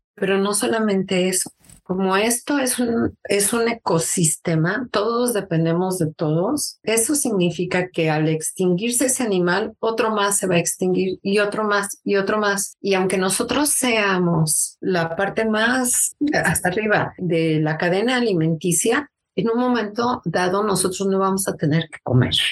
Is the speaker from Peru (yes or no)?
no; Mexico City, Mexico; moved away as an adult; also born or lived in Seattle, Washington, United States; now in United States; yo nací en la Ciudad de México. Me vine a los Estados Unidos en 1993.